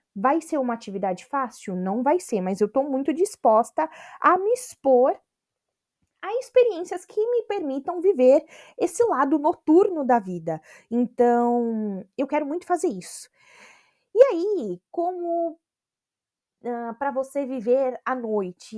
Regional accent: Brazil; moved away as an adult; depois que eu saí do Brasil

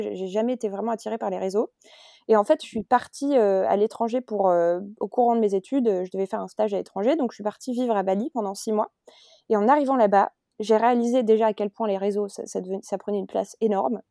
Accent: France; moved away as an adult; now in Barcelona, Spain; suis française et j'habite aujourd'hui à Barcelone, euh, en Espagne, depuis octobre

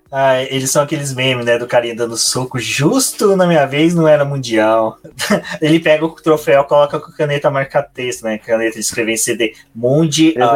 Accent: Minas Gerais, Brazil; Eu, como mineiro

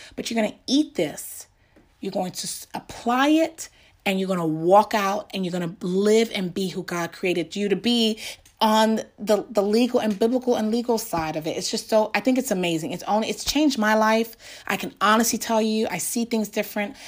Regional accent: New York, United States; growing up in New York

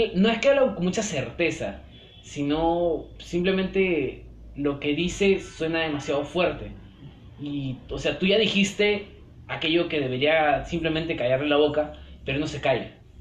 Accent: Peru; como peruanos rechazamos

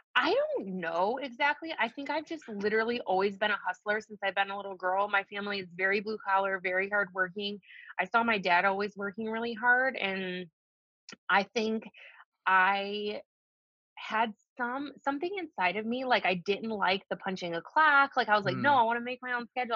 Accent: Detroit, Michigan, United States; also born or lived in Colorado; I'm from the Detroit metro area

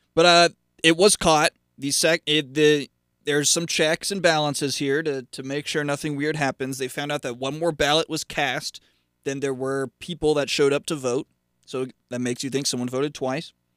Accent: Charlotte, North Carolina, United States; moved away as an adult; now in Boone, United States; I'm still registered to vote in Mecklenburg County since I'm from Charlotte.

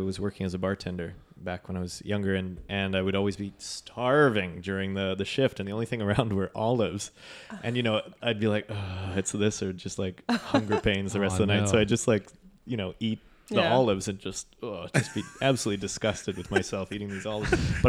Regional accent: Vancouver, British Columbia, Canada; moved away; I grew up in Canada in Vancouver, and they've got a thriving beer scene there.

